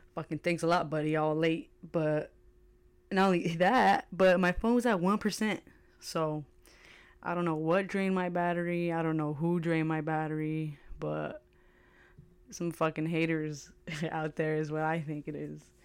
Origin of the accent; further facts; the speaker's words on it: United States; I am an American